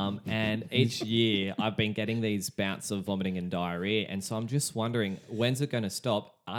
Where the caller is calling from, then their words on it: Ingleside, Queensland, Australia; Oh, hello, I'm calling from Ingleside in Queensland.